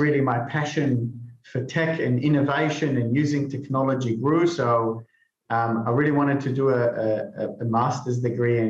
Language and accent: English; Israel; moved away; I'm originally from Israel, so I joined the army